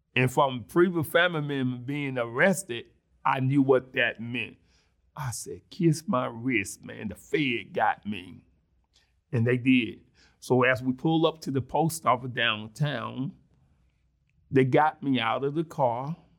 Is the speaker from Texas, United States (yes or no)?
no; Mississippi, United States; accent: country grammar; now in Springfield, Illinois, United States; I was born and raised in Mississippi